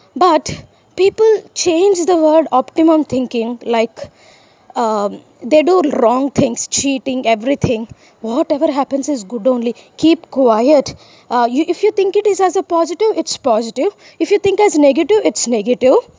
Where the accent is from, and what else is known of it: India